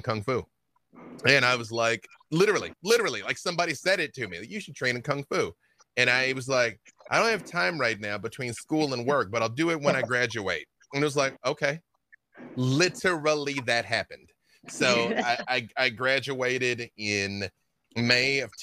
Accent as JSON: {"language": "English", "town": "Little Rock", "region": "Arkansas", "country": "United States", "tie": "born or raised there", "moved": "yes", "said": "growing up in Little Rock, I grew up with all the band members of …."}